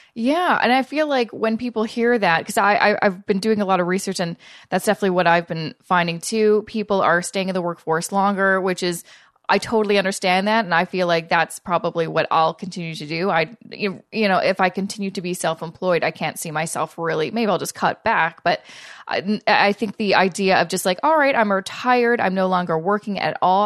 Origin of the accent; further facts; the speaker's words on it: Canada; I'm Canadian